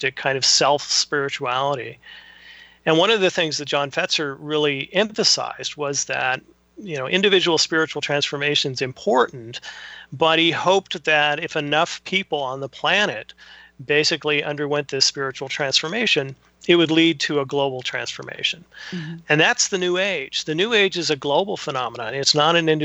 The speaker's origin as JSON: {"language": "English", "region": "California", "country": "United States", "tie": "born or raised there", "moved": "yes", "said": "I'm originally from California, so I always thought growing up that California was the place where all this stuff started"}